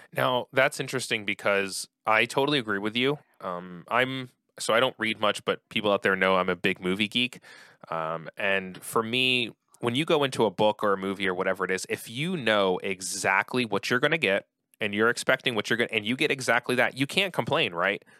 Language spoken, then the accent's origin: English; outside of Philadelphia, Pennsylvania, United States; I grew up outside of Philly